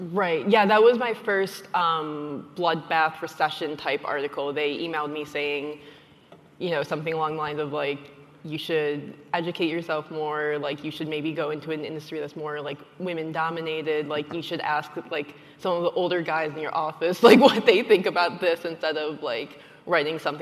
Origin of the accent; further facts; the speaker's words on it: Michigan, United States; my home state of Michigan